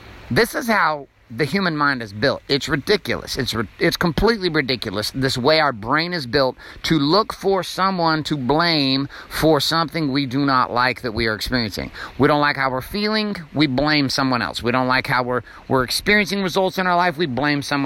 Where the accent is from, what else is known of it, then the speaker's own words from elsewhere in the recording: Stockton, California, United States; I grew up in Stockton, California